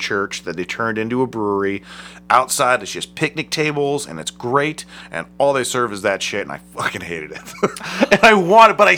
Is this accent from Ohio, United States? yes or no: yes; Akron, Ohio, United States; I'm from Akron